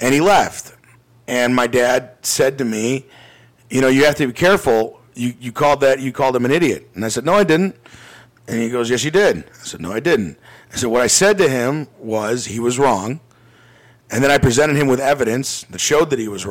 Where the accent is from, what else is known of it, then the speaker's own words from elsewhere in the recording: Glenview, Illinois, United States; I grew up in Glenview, Illinois